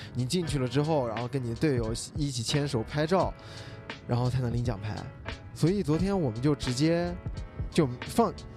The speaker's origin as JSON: {"language": "Chinese", "region": "Xinjiang", "country": "China", "said": "我作为一个新疆人"}